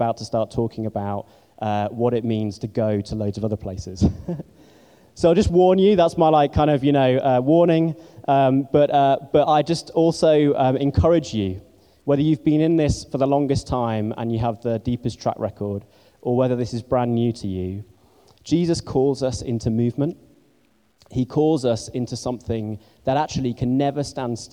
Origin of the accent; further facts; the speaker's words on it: Scarborough, Yorkshire and the Humber, United Kingdom; also born or lived in Barnstaple, North Devon; now in London, United Kingdom; And then later on, my family moved up to a place called Scarborough in North Yorkshire. And I did most of my growing up there